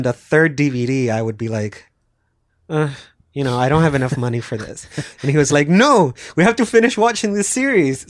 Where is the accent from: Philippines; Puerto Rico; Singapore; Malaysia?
Puerto Rico; I'm also from Puerto Rico